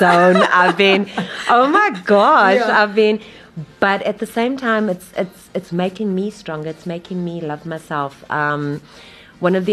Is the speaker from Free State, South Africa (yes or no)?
no; Durban, KwaZulu-Natal, South Africa; I'm originally from Wentworth in Durban